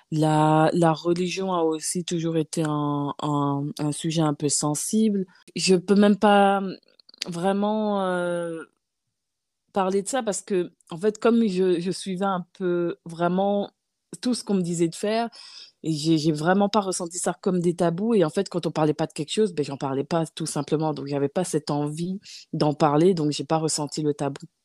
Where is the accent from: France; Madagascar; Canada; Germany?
France; Nancy, Grand Est; moved away as an adult; also born or lived in Gabon / Paris, France; now in Luxembourg; vers l'âge de 10 ans, j'ai, euh, je suis allée vivre chez ma tante à Nancy